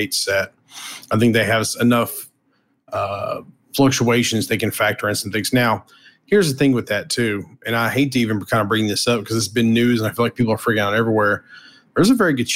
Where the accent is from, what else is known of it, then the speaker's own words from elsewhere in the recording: the South, United States; I'm from the South